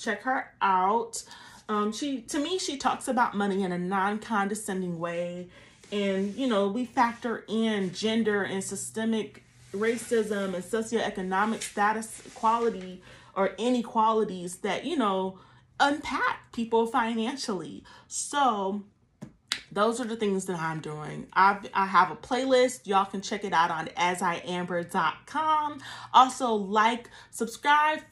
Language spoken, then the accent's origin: English; Columbus, Georgia, United States; born or raised there